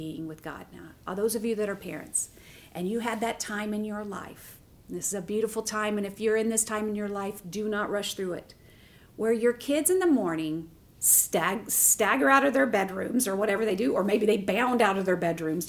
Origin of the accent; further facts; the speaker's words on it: the South, United States; I'm from the South, so we all have front porch.